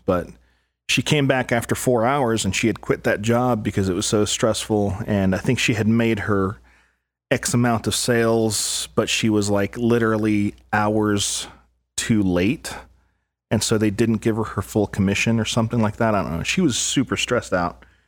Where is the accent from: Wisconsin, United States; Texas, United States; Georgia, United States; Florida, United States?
Texas, United States; El Paso; I grew up in El Paso, Texas